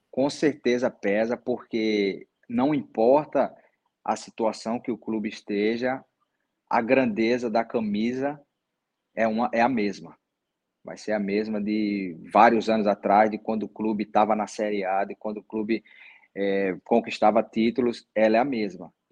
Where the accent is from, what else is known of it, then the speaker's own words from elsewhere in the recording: Northeast Region, Brazil; O outro clube era do Nordeste também, eu sou nordestino, eu conheço o futebol do Nordeste